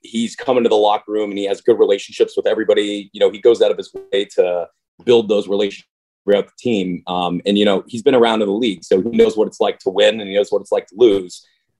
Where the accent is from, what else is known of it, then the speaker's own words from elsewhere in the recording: Canada; I'm obviously honored to represent Canada